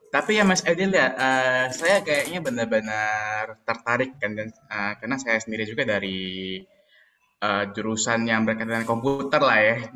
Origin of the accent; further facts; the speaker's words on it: Palembang, South Sumatra, Indonesia; BTW orang orang Palembang ya, wong kita galo.